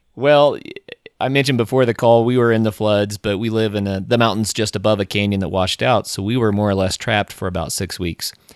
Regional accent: Tahlequah, Oklahoma, United States; moved away; I grew up in Tahlequah

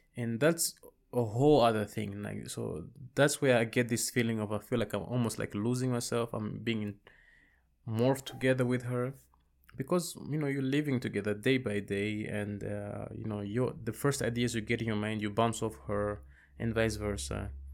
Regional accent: Amsterdam, North Holland, Netherlands; also born or lived in Rwanda / Congo / Zambia; I grew up in the Netherlands mostly. Amsterdam, to be specific.

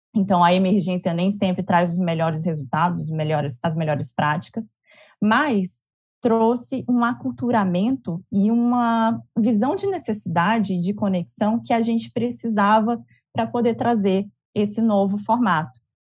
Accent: Fortaleza, Ceará, Brazil; now in Rio de Janeiro, Brazil; sou cearense

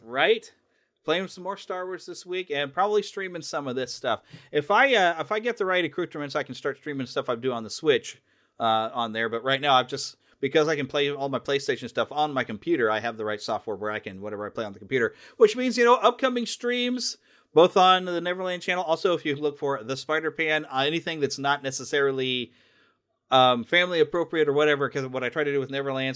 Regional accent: United States; as an American

